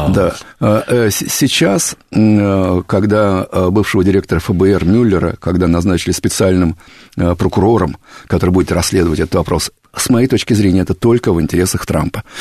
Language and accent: Russian; Kupavna, Moscow Oblast, Russia; я сам из Подмосковья, из Купавны.